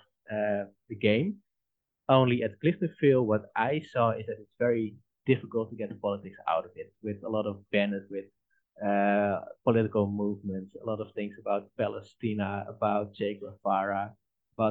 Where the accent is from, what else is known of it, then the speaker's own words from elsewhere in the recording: Netherlands; I'm from the Netherlands